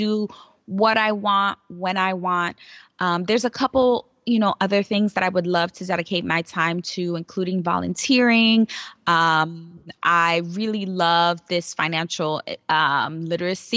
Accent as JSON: {"language": "English", "town": "New York City", "region": "New York", "country": "United States", "tie": "born or raised there", "said": "I grew up in New York City, and I grew up in one of the poorest boroughs, actually the poorest borough, the Bronx"}